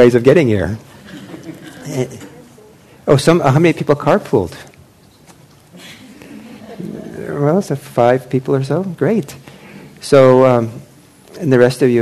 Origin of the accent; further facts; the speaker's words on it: Los Angeles, California, United States; I was growing up in Los Angeles in the late 1960s